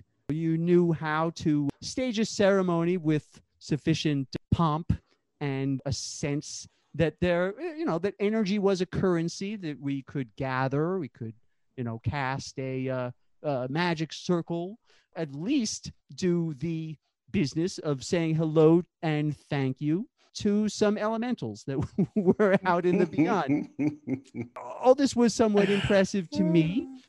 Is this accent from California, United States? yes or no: no; New York City, New York, United States; also born or lived in San Francisco; When I returned to my hometown of Brooklyn in 1993 from a few sort of misspent youth years in San Francisco